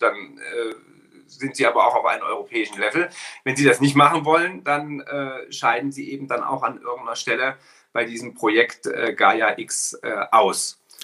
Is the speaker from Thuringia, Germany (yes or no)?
yes; Ilmenau, Thuringia, Germany; Heimatstadt in Ilmenau, eine kleine Stadt in Thüringen